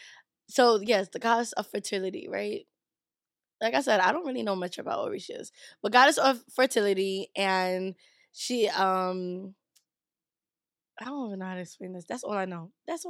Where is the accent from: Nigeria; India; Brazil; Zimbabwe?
Nigeria; I did some cultural appropriation, even though I'm Nigerian.